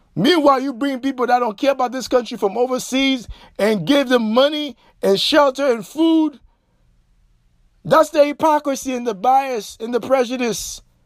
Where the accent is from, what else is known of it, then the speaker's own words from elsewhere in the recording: Haiti; now in United States; as a Haitian national who reside o-, overseas